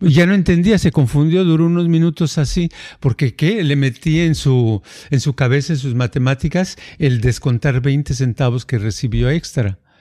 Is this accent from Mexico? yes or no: yes; Jalisco, Mexico; en el pueblito donde yo nací, hay toda la gente que tiene la, la, este, la fama de que todos son taqueros